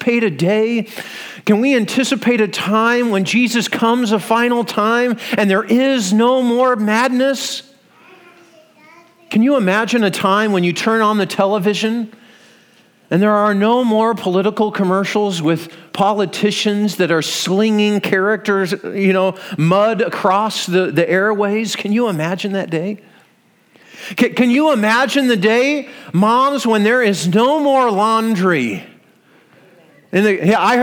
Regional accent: Iowa, United States; We're from Iowa.

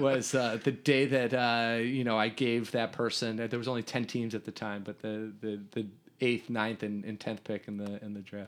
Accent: Riverwoods, Illinois, United States; I grew up in Riverwoods

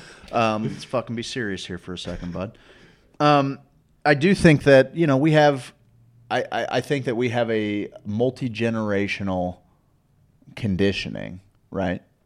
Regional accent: St. Louis, Missouri, United States; also born or lived in Springfield, Missouri; But I grew up in St. Louis. You know, I grew up in St. Louis

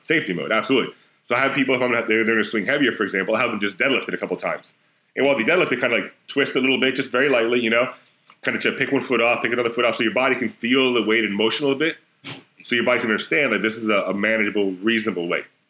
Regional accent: Florida, United States; I'm from Florida

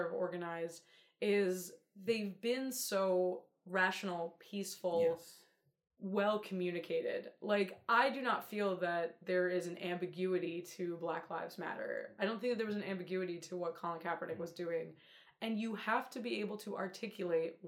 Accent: Atlantic City, New Jersey, United States; I'm from Atlantic City.

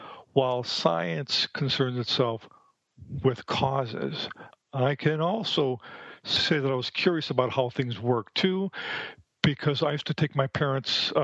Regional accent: Milwaukee, Wisconsin, United States; moved away as an adult; now in Phoenix, United States; I'm from the Midwest. I was born and raised in Milwaukee, Wisconsin

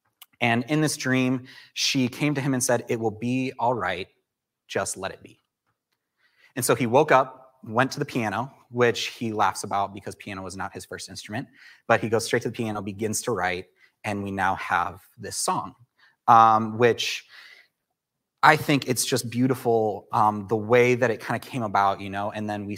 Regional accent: Chicago, Illinois, United States; I came from the Chicagoland area to start studying at Southeastern, and quickly Oasis became my home.

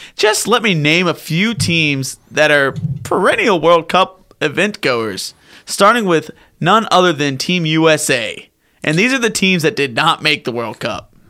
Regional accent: Columbia, South Carolina, United States; my Columbia, my hometown.

